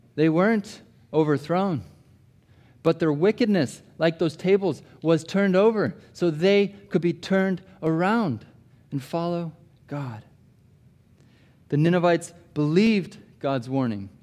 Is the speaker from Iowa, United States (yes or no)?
yes; Des Moines, Iowa, United States; moved away; I grew up in Iowa, Des Moines, Iowa